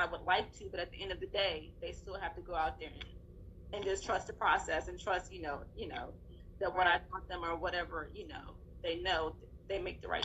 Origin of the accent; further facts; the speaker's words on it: Texas, United States; I grew up in Texas, but my family was in Louisiana